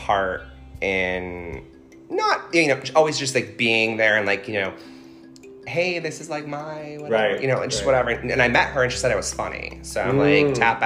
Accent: Connecticut, United States; I was a fat gay kid that lived in Connecticut

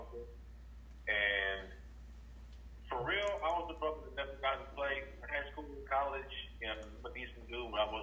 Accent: Philadelphia, Pennsylvania, United States; I'm from Philly.

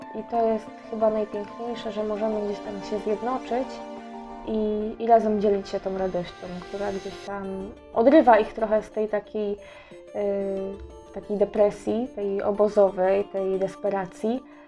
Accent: Poland; jestem z Polski

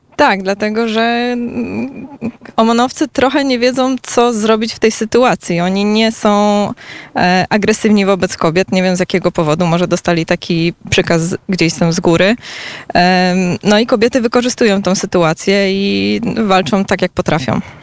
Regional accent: Poland; jestem z Polski

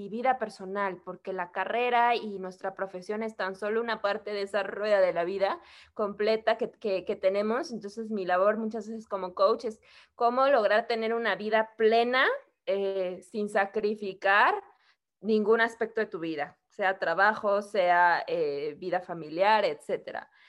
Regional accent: Mexico; also born or lived in Querétaro; mexicana, eh, vivo en una ciudad que se llama Querétaro, en el centro, en el centro de México.

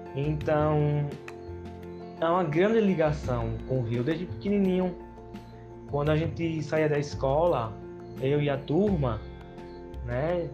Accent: Traipu, Alagoas, Brazil; born or raised there

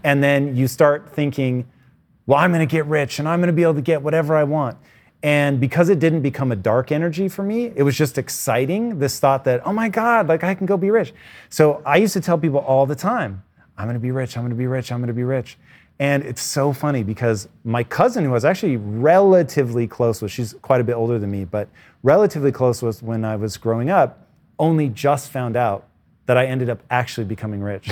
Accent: Tacoma, Washington, United States; a child of the eighties, growing up in Tacoma, Washington, basically bordering on rural

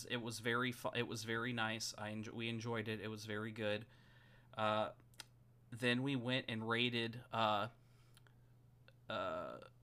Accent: United States; now in Australia; I'm American

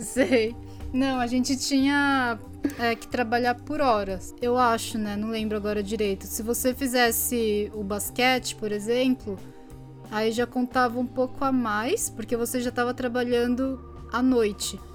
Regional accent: São Bernardo do Campo, São Paulo, Brazil; moved away; Eu sou de São Bernardo do Campo, eu falo porta, portão.

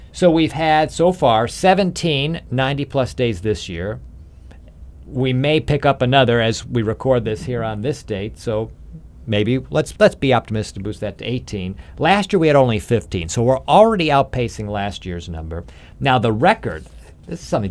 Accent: Illinois, United States; I grew up in Illinois

